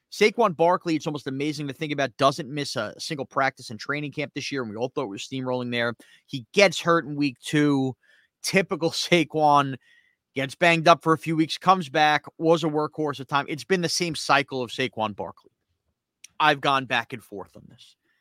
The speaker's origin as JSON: {"language": "English", "region": "New York", "country": "United States", "said": "as a New Yorker two hours away from Philadelphia"}